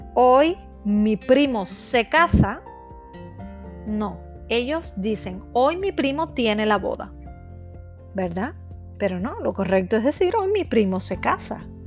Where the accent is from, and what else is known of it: Cuba; moved away as an adult; now in Czech Republic